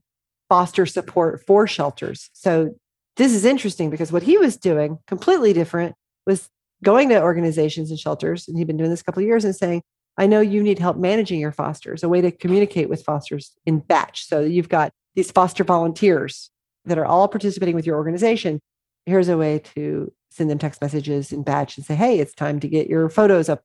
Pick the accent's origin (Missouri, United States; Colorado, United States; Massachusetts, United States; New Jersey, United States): Missouri, United States; Southwest; moved away; I grew up in Southwest Missouri.